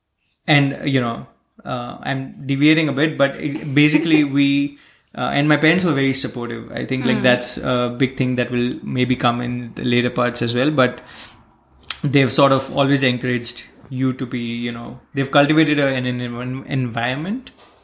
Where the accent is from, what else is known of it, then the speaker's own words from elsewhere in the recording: Bharuch, Gujarat, India; So I come from Bharuch in Gujarat, which is a very small town in the west part of Gujarat. Or in the south part of Gujarat. And that's where I did most of my childhood.